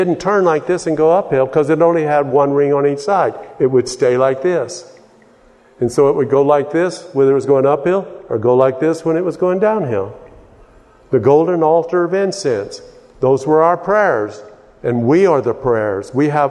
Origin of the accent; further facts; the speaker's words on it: Texas, United States; And so I tried to change my accent and started talking like a New Yorker, you know. And nobody knew I was from Texas anymore.